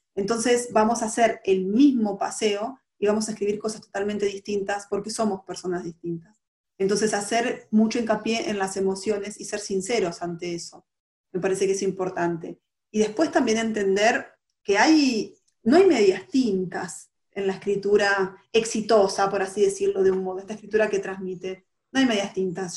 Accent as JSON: {"language": "Spanish", "country": "Argentina"}